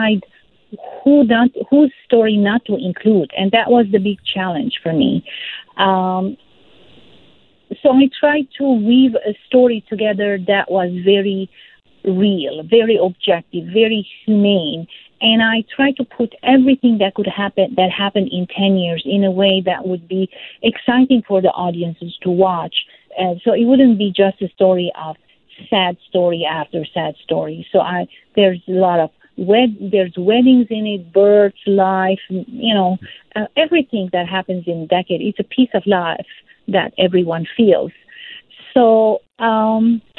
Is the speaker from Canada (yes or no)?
no; Lebanon; also born or lived in Syria; I felt this tension growing up in Lebanon, especially during the Lebanese Civil War, through the politics. And I also felt it because I'm very close to both countries. My mom is Syrian. I was born in Syria